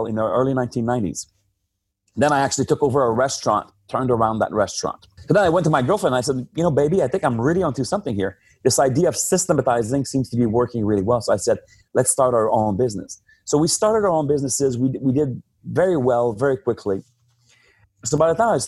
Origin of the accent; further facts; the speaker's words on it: Northern Quebec, Canada; So I'm French Canadian, right? So I'm originally born and raised from Northern Quebec